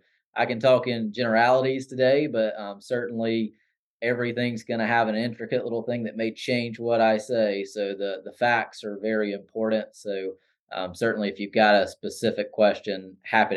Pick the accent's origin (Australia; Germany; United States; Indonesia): United States; Anderson, South Carolina; I grew up just outside of Anderson in the Williamson-Pelzer area